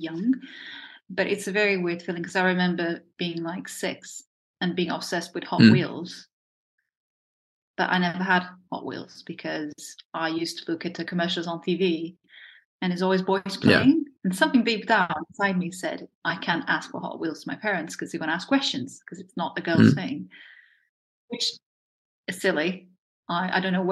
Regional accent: Portugal; first language Portuguese; English is a second language; moved away as an adult; now in United Kingdom; growing up in Portugal

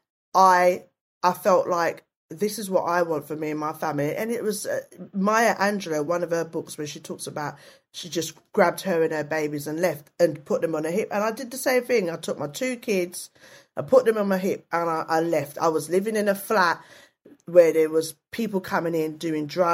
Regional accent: London, United Kingdom; also born or lived in Hackney / Waltham Forest; now in South London, United Kingdom; I was brought up in East London, lived in East London

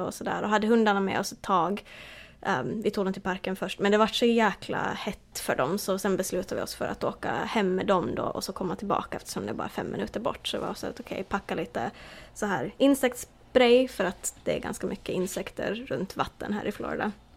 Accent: Åland Islands; moved away as an adult; now in United States; hemma på Åland

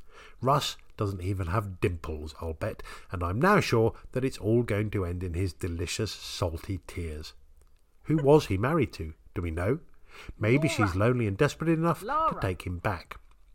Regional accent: South East England, United Kingdom; Yes, I am not from here. I am from the Isle of Wight. How clever of you to notice. Did my accent give it away?

